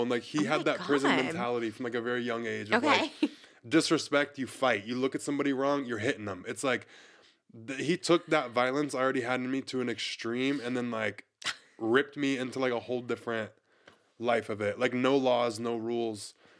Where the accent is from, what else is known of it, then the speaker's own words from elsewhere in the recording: Pensacola, Florida, United States; Pensacola, Florida.